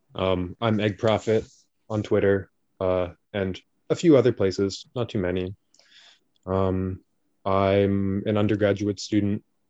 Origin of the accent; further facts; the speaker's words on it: Canada; I am Canadian